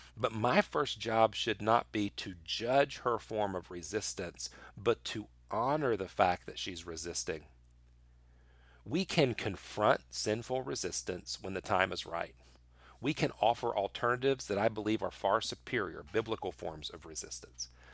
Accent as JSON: {"language": "English", "country": "United States", "said": "I love being an American"}